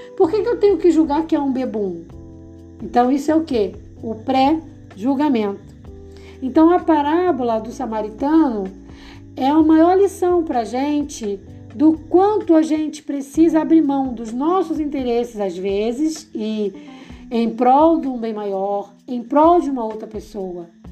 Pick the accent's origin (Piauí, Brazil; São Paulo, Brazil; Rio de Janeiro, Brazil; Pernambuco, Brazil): Rio de Janeiro, Brazil; eu sou do Rio de Janeiro